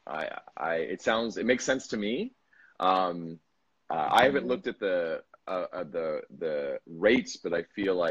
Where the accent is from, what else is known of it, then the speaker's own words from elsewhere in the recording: United States; also born or lived in Bali; now in Vietnam; as an American